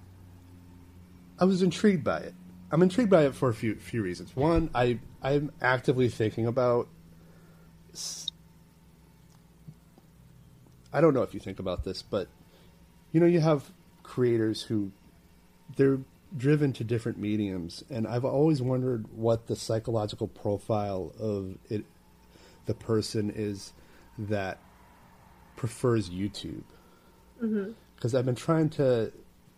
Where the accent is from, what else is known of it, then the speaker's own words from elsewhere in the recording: Maine, United States; now in New York City, United States; I live in New York City, but I'm originally from Maine, and Maine is freaking cold.